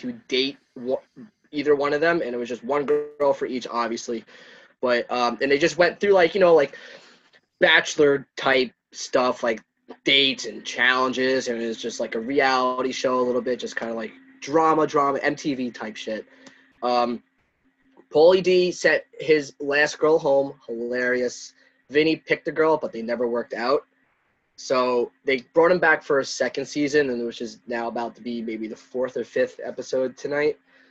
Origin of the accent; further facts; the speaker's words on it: Long Island, New York, United States; I was born and raised on Long Island.